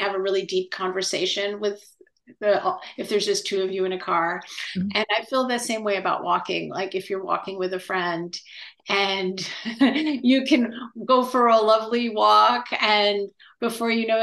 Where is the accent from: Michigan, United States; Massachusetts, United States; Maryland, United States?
Massachusetts, United States; Massachusetts and New Hampshire, United States; moved away as an adult; also born or lived in Berkeley, California; now in San Francisco, United States; I grew up in on the East Coast in Massachusetts and New Hampshire